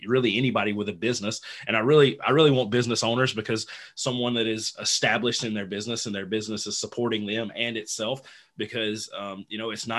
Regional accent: Louisiana, United States; I'm from Louisiana in the United States

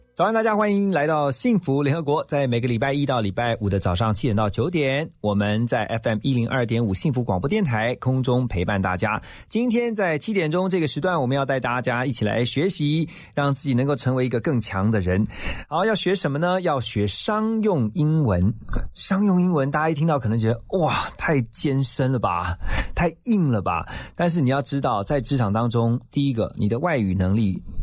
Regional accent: Taiwan; 是土生土长的，我们的台湾人嘛

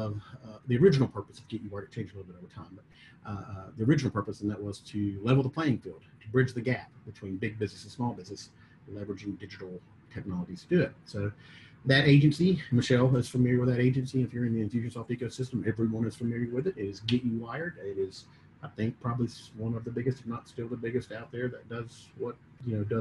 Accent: Mississippi, United States; moved away as an adult; also born or lived in Atlanta; born and raised in Mississippi

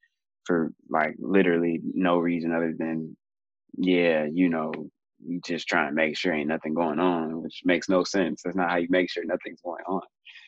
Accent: Oakland, California, United States; also born or lived in Santa Barbara / Atlanta / Mississippi / South Africa; I am originally from California, born in Santa Barbara, raised in East Oakland, but I also moved a ton, went to 13 different schools growing up.

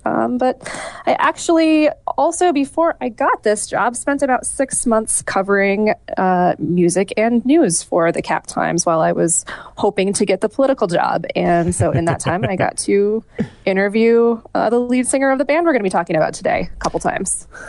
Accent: northeastern Wisconsin, United States; moved away as an adult; also born or lived in Iowa; I was born in Iowa, but I grew up in a tiny town in northeastern Wisconsin, right on the border of Wisconsin and upper Michigan

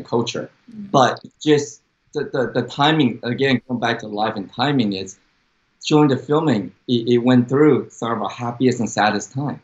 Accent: Dallas, Texas, United States; accent: Texan; also born or lived in Taiwan; grew up in Dallas, Texas

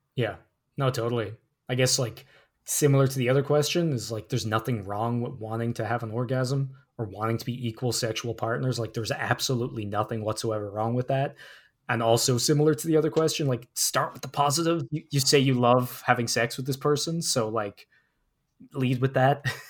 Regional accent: New York City, New York, United States; I come from Harlem. There's trees everywhere

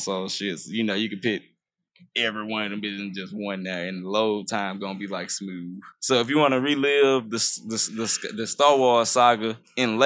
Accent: United States; I'm American

